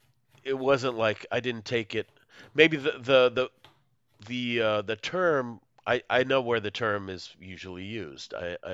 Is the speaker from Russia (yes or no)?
yes; Moscow, Russia; English is a second language; you're from Chicago. I'm not from Chicago. Like, I'm from Moscow, USSR. Like, USSR is a country that doesn't exist.